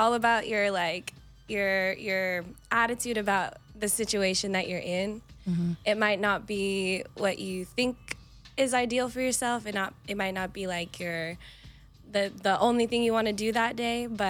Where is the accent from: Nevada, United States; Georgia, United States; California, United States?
Nevada, United States; Reno; moved away as an adult; now in Las Vegas, United States; born and raised in Reno, it's like a small, very small town feel